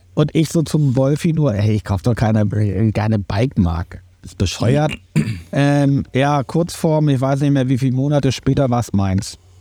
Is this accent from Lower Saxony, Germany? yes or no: no; Berlin, Germany; moved away; also born or lived in Schleswig-Holstein; ich bin halt in Berlin äh, groß geworden